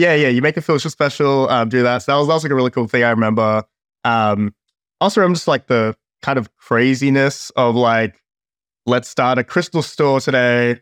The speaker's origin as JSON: {"language": "English", "country": "Australia", "said": "I'm from Australia"}